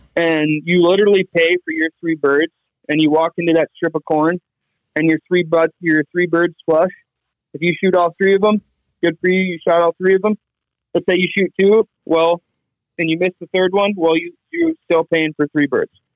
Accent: South Dakota, United States; I'm from South Dakota.

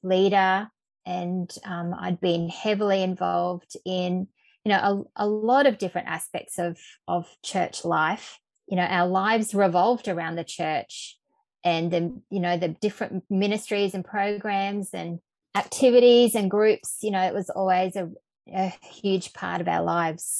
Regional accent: central Queensland, Australia; also born or lived in Brisbane, Australia; I grew up in central Queensland in a small town

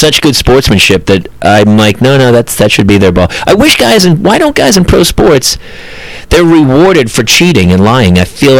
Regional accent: New Hampshire, Massachusetts, New England, United States; now in Los Angeles, United States; I'm from New Hampshire, Massachusetts.

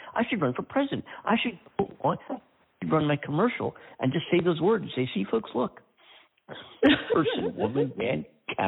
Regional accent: Pennsylvania, United States; now in California, United States; My home state of Pennsylvania

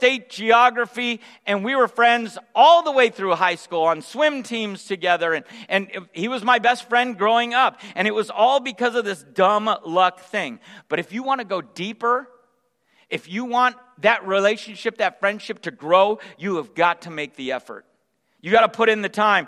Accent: San Jose, California, United States; also born or lived in Sacramento; We moved from Sacramento to San Jose, and I moved into this little neighborhood that I would call home throughout the rest of my growing up years

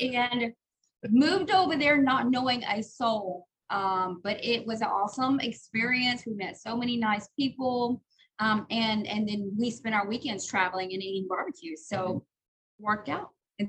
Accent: on the Sabine River, Louisiana, United States; moved away; also born or lived in Jasper, Texas / Kirbyville, Texas; We grew up on the Severn River.

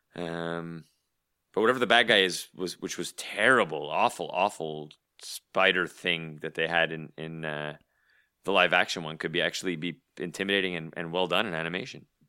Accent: Canada; as a Canadian

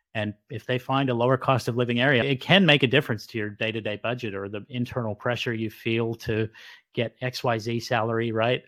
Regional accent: Sydney, New South Wales, Australia; now in South Jersey, United States; I didn't grow up in New Jersey, I grew up in Sydney, Australia, but I ended up marrying a Jersey girl and they never leave. So now I live in South Jersey.

